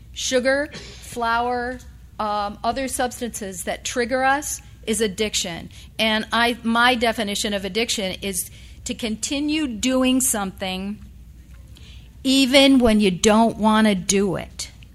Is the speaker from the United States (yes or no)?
yes; upstate New York, United States; the place where I was born in upstate rural New York